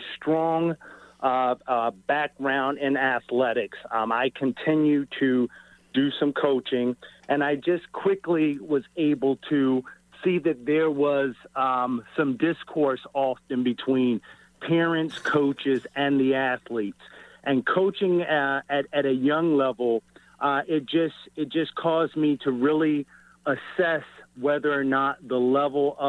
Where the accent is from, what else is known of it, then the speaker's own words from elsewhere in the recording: Baltimore, Maryland, United States; also born or lived in Kansas; born and raised in Baltimore, high school in Baltimore